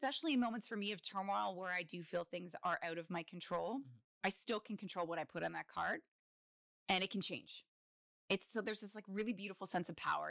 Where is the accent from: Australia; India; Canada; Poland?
Canada; Kingston, Ontario; I am a full on townie. I was born in Kingston.